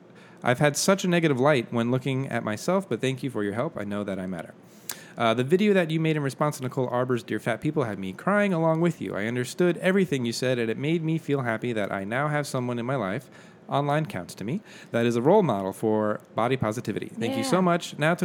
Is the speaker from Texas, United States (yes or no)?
yes; Texas, United States; I'm from Texas, so we ain't So we say ain't and y'all here.